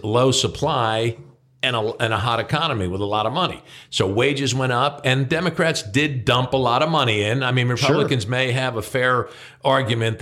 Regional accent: New Jersey, United States; moved away; I'm from New Jersey

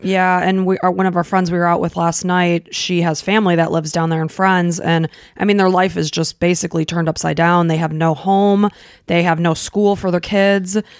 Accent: Illinois, United States; moved away as an adult; we grew up in Illinois

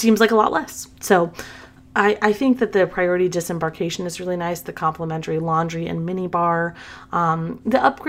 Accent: the South, United States; I'm from the South. We say pen and pen.

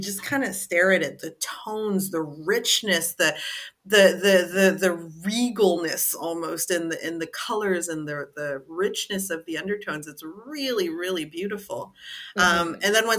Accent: Canada; being of African descent, born and raised in Canada

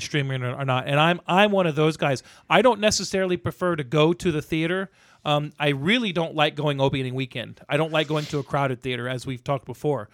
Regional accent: the South, United States; growing up in the South

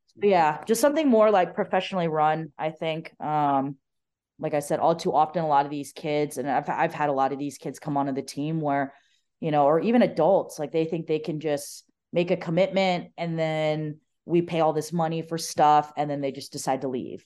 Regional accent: Arizona, United States; growing up in Arizona

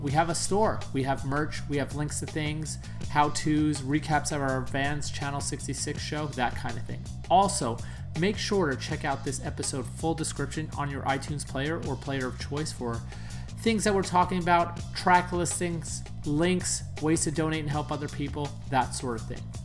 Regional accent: New York, United States; moved away; growing up in New York

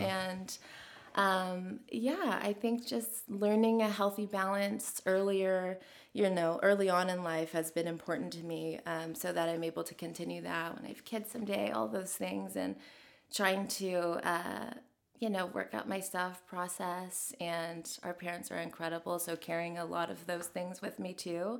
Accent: Nashville, Tennessee, United States; growing up here

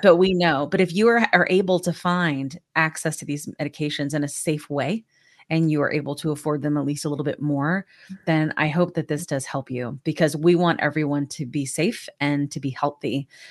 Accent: Georgia, United States; now in Texas, United States; I'm from Georgia.

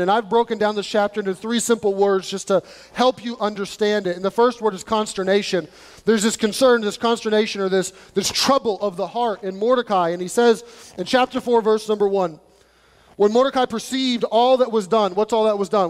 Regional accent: United States; us as Americans

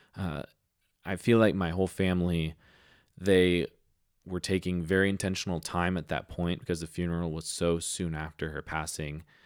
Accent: San Diego, California, United States; I grew up in North County, San Diego

